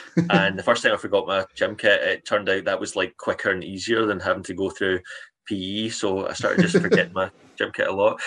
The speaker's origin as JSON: {"language": "English", "town": "Cambuslang", "region": "Scotland", "country": "United Kingdom", "tie": "born or raised there", "said": "I grew up in Cambus Lang, and I remember going down to the old library there"}